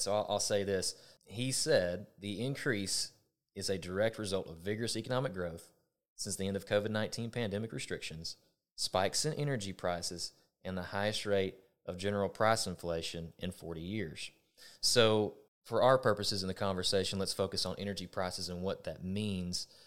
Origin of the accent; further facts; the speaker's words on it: Texas, United States; I'm a Texan and always have been